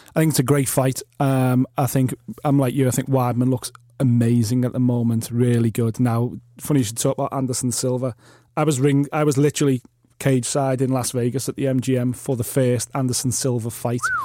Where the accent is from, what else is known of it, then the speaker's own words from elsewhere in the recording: United Kingdom; we're British